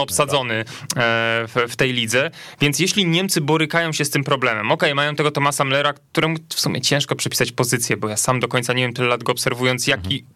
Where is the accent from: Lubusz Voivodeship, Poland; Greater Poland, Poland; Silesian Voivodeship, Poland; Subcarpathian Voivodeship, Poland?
Lubusz Voivodeship, Poland; pochodzi z moich stron, niewielu jest tych reprezentantów z województwa lubuskiego, Słubice